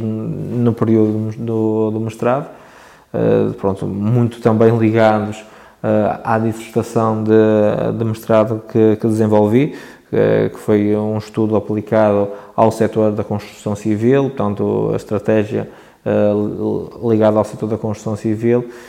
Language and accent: Portuguese; Barcelos, Norte, Portugal; sou natural de Barcelos, particularmente uma freguesia de Lijo, que se chama Lijó.